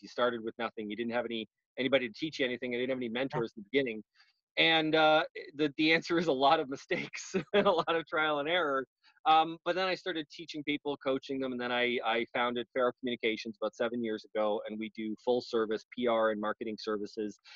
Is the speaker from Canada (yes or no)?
yes; Canada; now in United States; I'm Canadian.